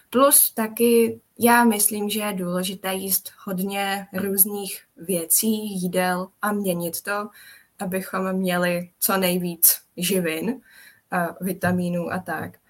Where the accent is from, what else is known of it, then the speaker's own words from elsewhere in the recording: Czechia; Takže já paradoxně, ačkoliv jsem Čech, tak moc českou kuchyni nevařím